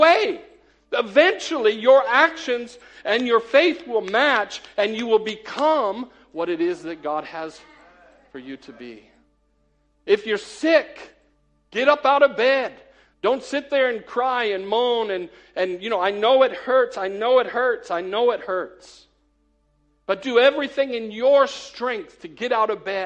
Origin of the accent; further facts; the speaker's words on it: United States; moved away as an adult; now in Cheadle Hulme, United Kingdom; I'm an American